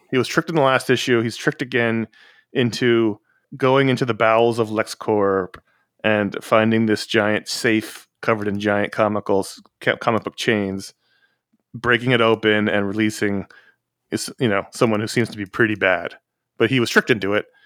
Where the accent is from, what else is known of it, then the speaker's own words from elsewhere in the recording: New York City, New York, United States; now in Los Angeles, United States; I grew up in the Upper West Side. It's about as far from there as you can get. Still, still staying in Manhattan